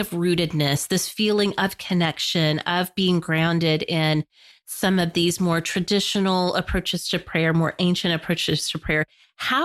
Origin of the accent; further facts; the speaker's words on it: United States; as American Christians